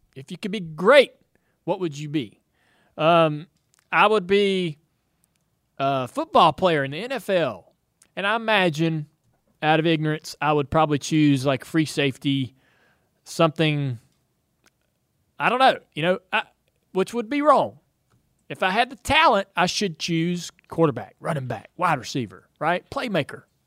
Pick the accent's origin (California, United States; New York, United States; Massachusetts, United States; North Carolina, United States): North Carolina, United States; Charlotte; where I grew up here in Charlotte